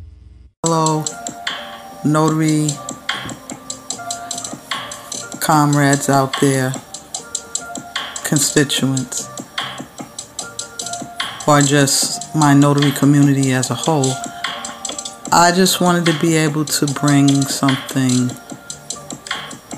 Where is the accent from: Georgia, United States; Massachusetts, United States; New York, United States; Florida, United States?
New York, United States; New York City; I am a born and bred New York chick through and through. My hometown is the BX, the Bronx, home of the Yankees